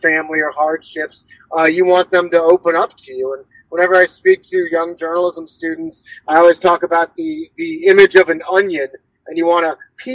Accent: St. Louis, Missouri, United States; I'm from St. Louis, I write about St. Louis

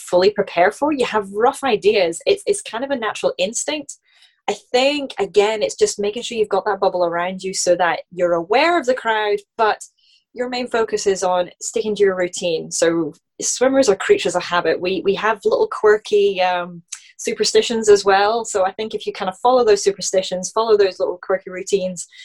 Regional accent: Scotland, United Kingdom; in my home country. It's in Scotland

